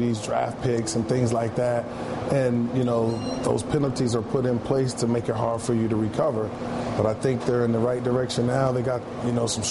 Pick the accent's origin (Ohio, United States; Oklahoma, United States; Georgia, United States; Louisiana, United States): Ohio, United States; moved away; also born or lived in Texas; I'm from Ohio